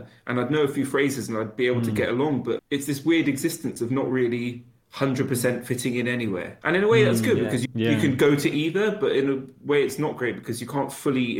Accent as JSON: {"language": "English", "region": "London", "country": "United Kingdom", "tie": "born or raised there", "also_born_or_lived": "Argentina", "said": "Hendon, Finchley."}